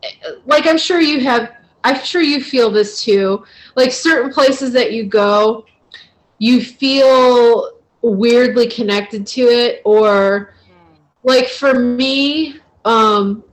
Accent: Northeast Ohio, United States; I grew up in Ohio, I lived in Northeast Ohio

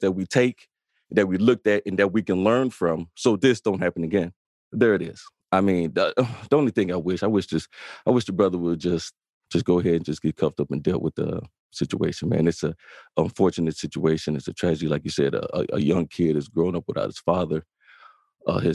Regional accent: Chicago, Illinois, United States; I'm also a south side of Chicago, born and raised in the Inglewood neighborhood.

